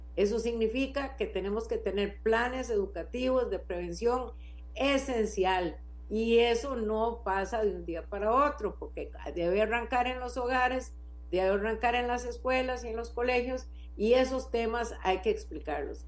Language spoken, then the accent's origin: Spanish; Costa Rica; soy una ciudadana costarricense